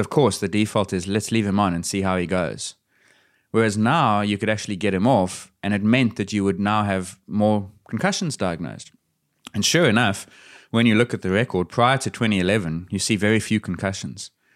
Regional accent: South Africa; As a South African

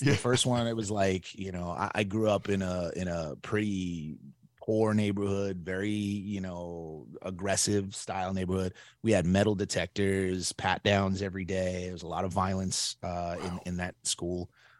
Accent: Brooklyn, New York, United States; also born or lived in Staten Island; I was born and raised in Brooklyn, New York. So I went to Lafayette High School first, but I didn't really go, to be honest.

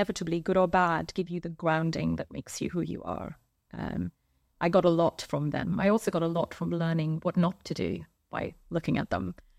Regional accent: India; So I'm an 80s baby. Growing up in India, you know, your repertoire is slightly limited.

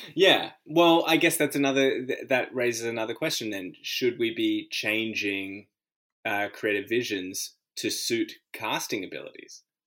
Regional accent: Australia; which was be born here

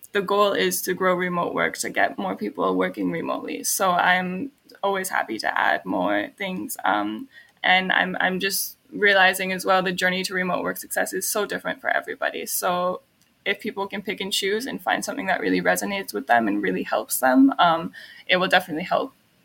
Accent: Canada; Since I'm Canadian, I'm only allowed in Europe for 3 months without a visa.

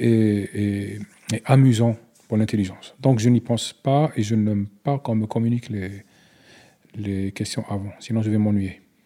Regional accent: Algeria; French is a second language

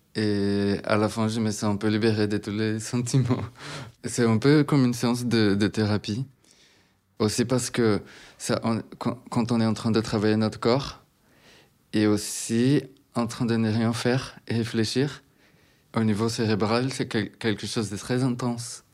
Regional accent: Recife, Pernambuco, Brazil; French is a second language; moved away as an adult; now in France; Je viens de Recife, au Brésil, une ville au nord-est du Brésil

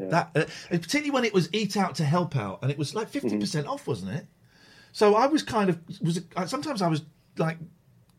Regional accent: United Kingdom; we're old and we're British

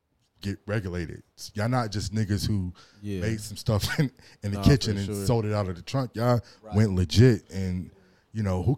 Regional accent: Long Beach, California, United States; I'm Long Beach.

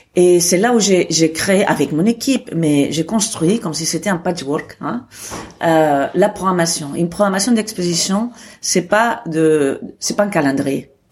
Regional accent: Barcelona, Catalonia, Spain; moved away as an adult; now in Arles, France; je suis née à Barcelone

